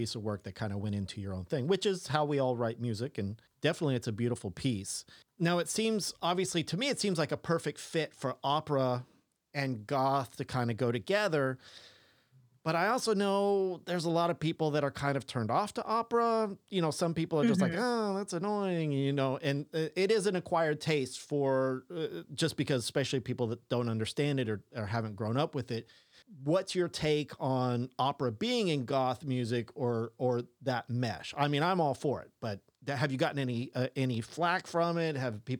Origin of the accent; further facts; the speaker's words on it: England, United Kingdom; I can't pronounce anything. I'm an English white boy.